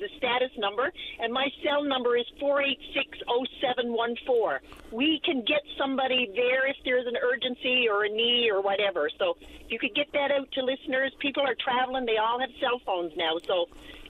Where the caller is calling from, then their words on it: Grand Falls-Windsor, Newfoundland and Labrador, Canada; I'm calling from Grand Falls, Windsor